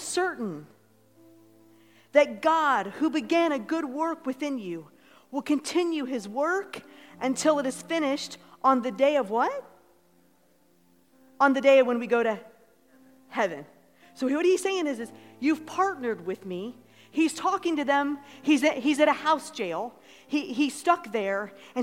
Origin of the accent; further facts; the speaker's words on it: Ohio, United States; moved away; we're from Ohio